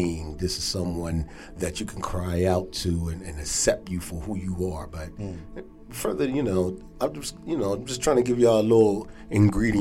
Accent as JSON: {"language": "English", "town": "Philadelphia", "region": "Pennsylvania", "country": "United States", "tie": "born or raised there", "said": "originally from Philadelphia. Born and raised"}